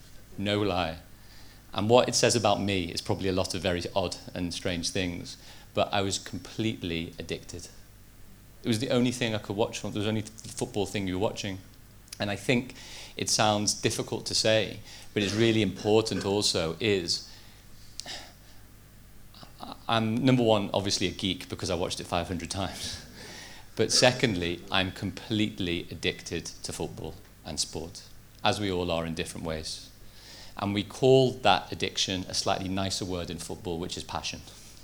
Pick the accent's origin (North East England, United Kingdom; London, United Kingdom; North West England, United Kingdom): North West England, United Kingdom; Liverpool; I grew up in Liverpool, even though I don't have that much of a Liverpool accent.